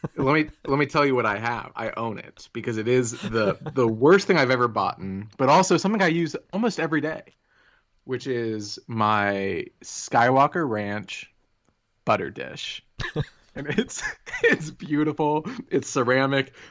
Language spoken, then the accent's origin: English; Plano, Texas, United States; I grew up in Plano, Texas